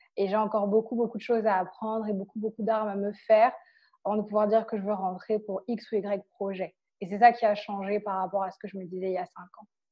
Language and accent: French; Cameroon; moved away as an adult; now in France; j'ai grandi au Cameroun et j'étais dans une école française